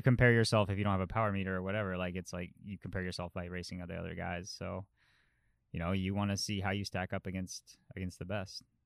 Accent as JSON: {"language": "English", "region": "Colorado", "country": "United States", "tie": "born or raised there", "moved": "yes", "said": "growing up in Colorado."}